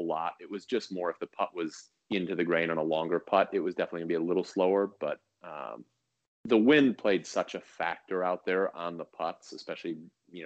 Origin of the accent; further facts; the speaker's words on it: Chicago, Illinois, United States; also born or lived in Orlando; now in Northern California, United States; I grew up in Chicago